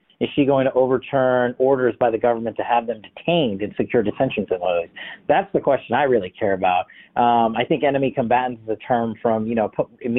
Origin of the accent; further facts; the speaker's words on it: New York City, New York, United States; including the New York Post, my hometown paper